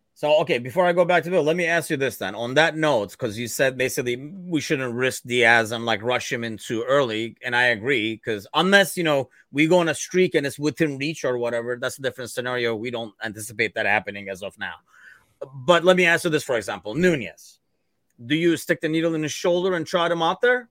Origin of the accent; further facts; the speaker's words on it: Turkey; now in United States; me originally being from Turkey